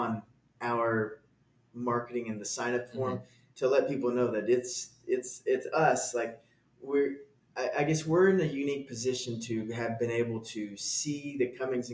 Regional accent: Garland, Texas, United States; I'm from a suburb outside of Dallas called Garland.

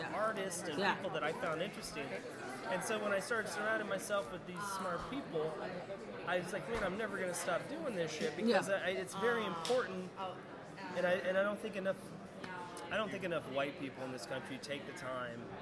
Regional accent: New England, United States; I'm from New England, but my family were from the, like, up in the mountains of New England

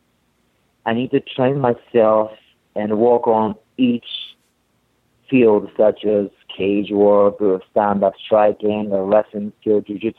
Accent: Tokyo, Japan; English is a second language; now in Boston, United States; I'm from Tokyo, Japan

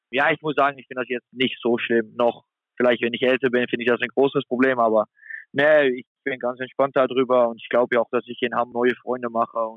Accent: Netherlands; now in Germany; Hamburg ist auch nur zweieinhalb Stunden weg von meiner Heimat in Holland.

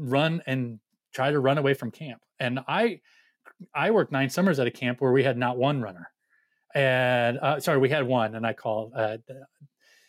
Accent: Orange County, California, United States; I grew up in Orange County

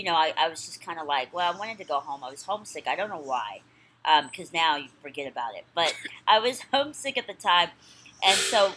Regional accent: Indianapolis, Indiana, United States; moved away as an adult; also born or lived in Atlanta, Georgia; now in Los Angeles, United States; I was born in Indianapolis, Indiana, Naptown.

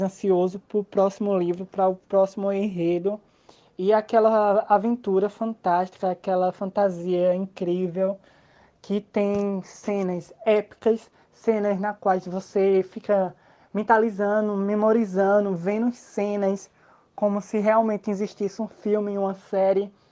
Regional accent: São Caetano, Pernambuco, Brazil; Sou do Pernambuco. Moro em uma cidade do interior chamada São Caetano.

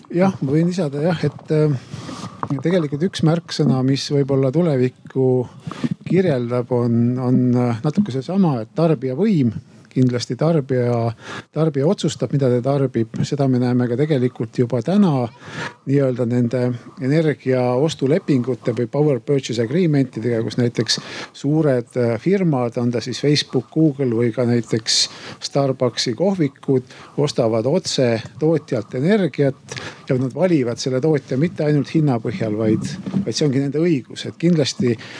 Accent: Tartu, Tartu County, Estonia; mina tulen Tartust

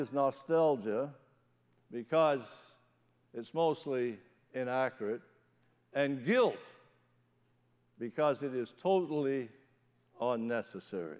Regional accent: Newfoundland and Labrador, Canada; moved away; When I was a kid growing up in Newfoundland, we used to have something called a testimony meeting.

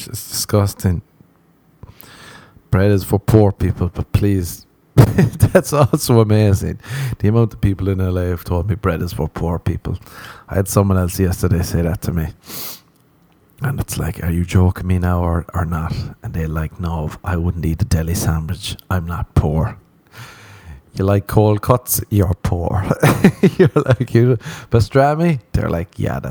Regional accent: Ireland; now in Los Angeles, United States

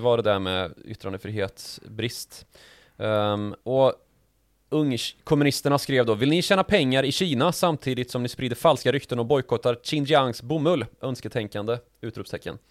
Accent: Sweden; som svenskar

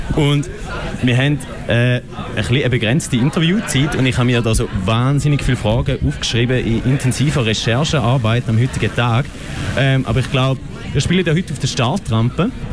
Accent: Eastern Switzerland, Switzerland; accent: Ostschweizer Dialekt; Ich bin ja ein äh, vehementer Verteidiger von unserem Dialekt

